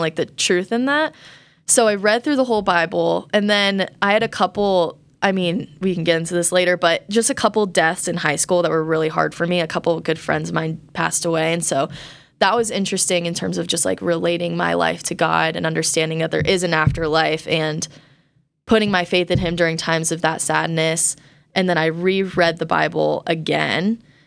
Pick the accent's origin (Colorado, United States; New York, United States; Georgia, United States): Colorado, United States; I grew up in Colorado